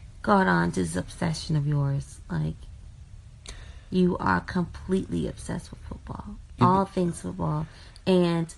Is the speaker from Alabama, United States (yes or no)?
yes; Alabama, United States; growing up in Alabama